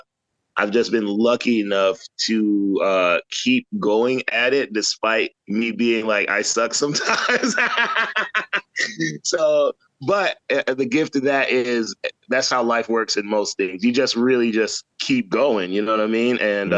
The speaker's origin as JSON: {"language": "English", "region": "St. Croix", "country": "U.S. Virgin Islands", "tie": "born or raised there", "moved": "yes", "lives_now": "Atlanta, United States", "said": "I'm from St. Croix, USVI. I grew up there as a youth and then moved to the States in like 89 after Hugo. And I've been in the States ever since. I would, you know, go back home to visit here and there."}